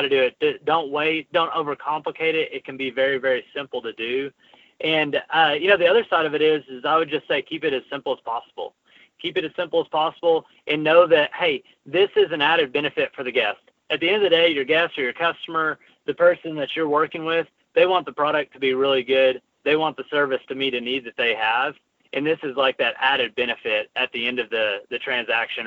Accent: Arkansas, United States; moved away as an adult; also born or lived in Los Angeles; we're both from Arkansas, and we moved back to Arkansas

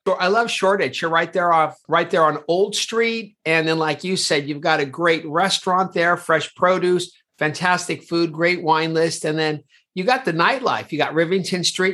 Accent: California, United States; now in London, United Kingdom; California, my home state, the Golden State

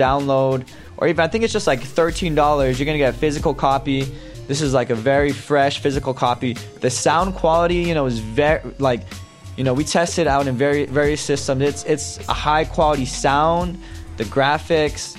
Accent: New Mexico, United States; moved away as an adult; also born or lived in Santa Fe, New Mexico / Las Cruces, New Mexico; now in El Paso, United States; originally I'm from New Mexico. You know, I was born in Santa Fe, northern New Mexico, returned back to southern New Mexico, Las Cruces area.

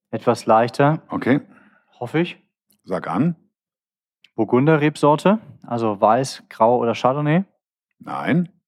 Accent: Cologne, North Rhine-Westphalia, Germany; ich bin ja Kölner, ne? Und mhm. äh, kenne mich mit Düsseldorf nicht so aus

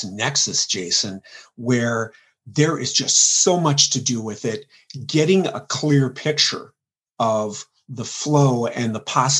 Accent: Central Minnesota, United States; Central Minnesota. I'm from Lake Country

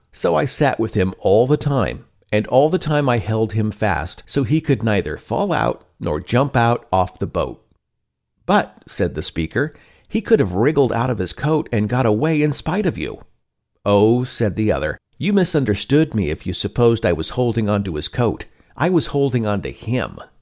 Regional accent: Pacific Northwest, United States; Growing up in the Pacific Northwest

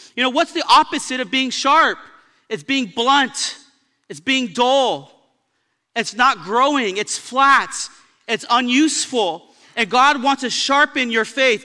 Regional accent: Baldwin Park, California, United States; also born or lived in Pomona; I was raised in Baldwin Park in Pomona

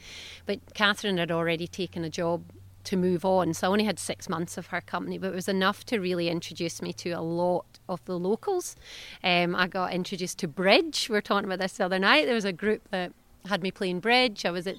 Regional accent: Australia; moved away as an adult; now in Scotland

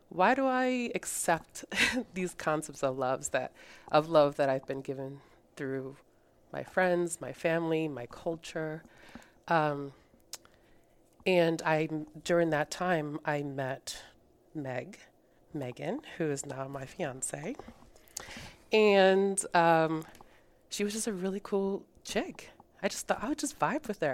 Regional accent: Rhode Island, United States; English is a second language; moved away as an adult; also born or lived in Colombia; now in Texas, United States; So I grew up in Rhode Island, and I'm currently living in Texas, so I've been here for the last five years.

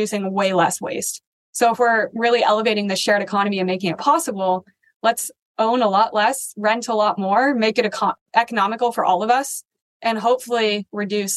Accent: Denver, Colorado, United States; I grew up there

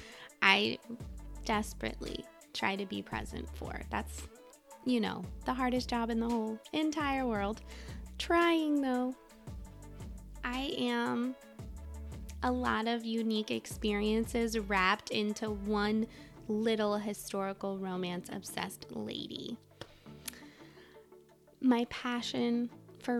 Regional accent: Midwest, United States; moved away as an adult; also born or lived in Alaska / Colorado / Washington, D.C. / Texas; I'm from the Midwest originally, come from a huge family

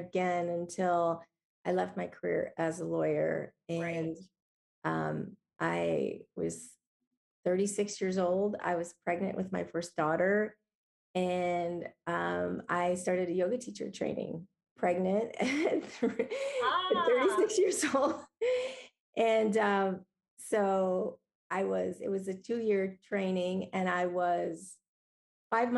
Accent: Ohio, United States; moved away as an adult; also born or lived in Arizona / Los Angeles / Chicago; I was born in Ohio

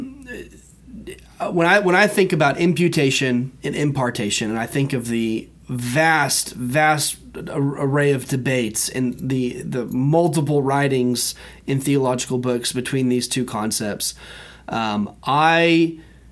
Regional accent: United States; As an American, as a member of America, right? As a citizen of America

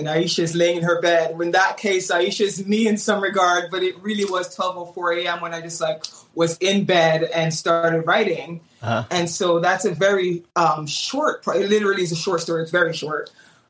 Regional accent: Menominee, Wisconsin, United States; born there; also born or lived in Jamaica; I was born in Menominee, Wisconsin. It's a very small town. I know probably most people haven't heard of it. And then moved to Jamaica, lived there for 10 years

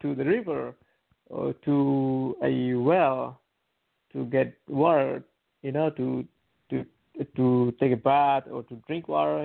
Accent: Fiji; moved away; I'm from like uh, like um, rural, like a countryside of of the island

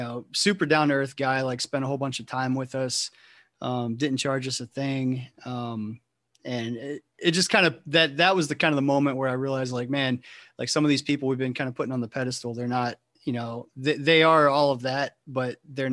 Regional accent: Ohio, United States; moved away; I'm from Ohio originally, and you know, when I was in high school

